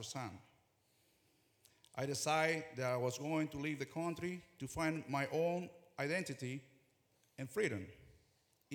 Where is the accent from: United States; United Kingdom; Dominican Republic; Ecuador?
Ecuador; moved away; I'm original from Ecuador. Growing up, my father was the first evangelical pastor to begin a ministry in our small town